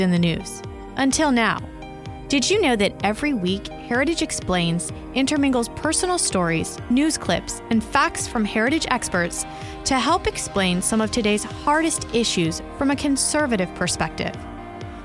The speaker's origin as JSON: {"language": "English", "region": "Texas", "country": "United States", "tie": "born or raised there", "said": "I grew up shooting in Texas"}